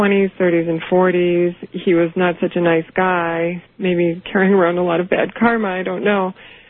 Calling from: Chicago, Illinois, United States; I'm calling from Chicago, and I'm listening on WLS.

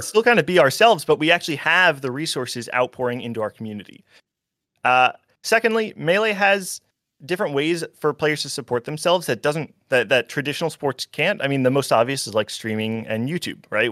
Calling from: New Jersey, United States; I'm calling from New

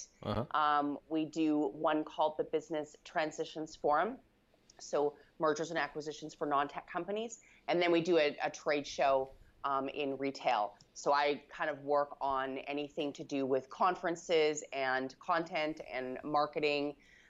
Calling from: Vancouver, British Columbia, Canada

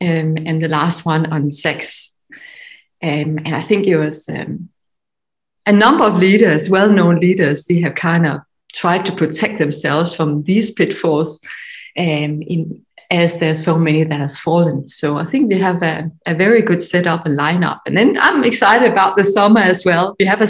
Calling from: Denmark; From Denmark. So I look very Scandinavian.

